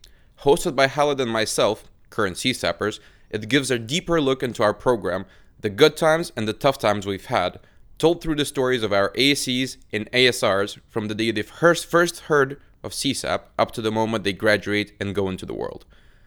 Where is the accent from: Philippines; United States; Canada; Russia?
Russia; moved away; an associate sales representative at CSAP. Born and raised in Russia